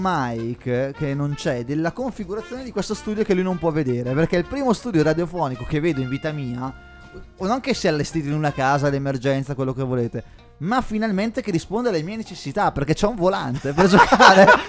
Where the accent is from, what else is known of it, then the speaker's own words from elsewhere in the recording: Brescia, Lombardy, Italy; vengo dal Texas d'Italia, che è Brescia